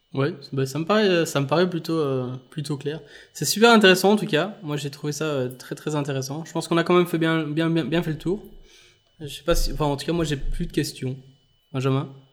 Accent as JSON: {"language": "French", "country": "Belgium", "said": "je suis belge"}